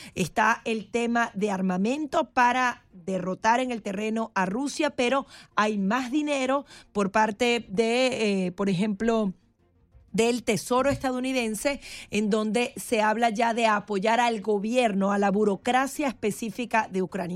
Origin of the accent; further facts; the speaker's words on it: Venezuela; yo soy venezolana